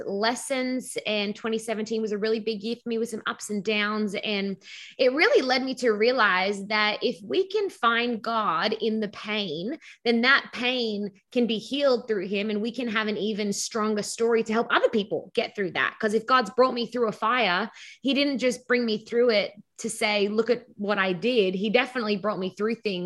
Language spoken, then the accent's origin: English; Sydney, New South Wales, Australia; accent: Australian; moved away as an adult; now in Southern California, United States; I was born in Australia and grew up in Sydney, Australia as a pastor's kid